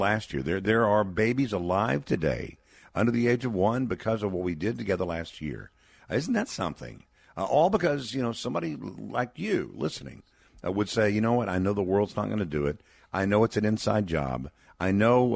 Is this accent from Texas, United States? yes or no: yes; Texas, United States; my home state of Texas.